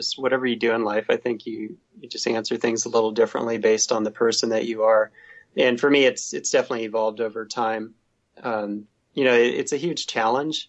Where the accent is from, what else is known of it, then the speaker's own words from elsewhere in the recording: Southern Oregon, United States; moved away; also born or lived in San Diego / Pacific Northwest; I grew up in Southern Oregon, so there's mountains there